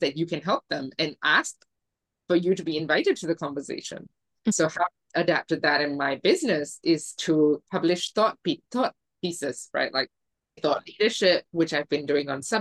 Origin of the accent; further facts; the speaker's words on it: Singapore; now in Mexico; I was born and raised in Singapore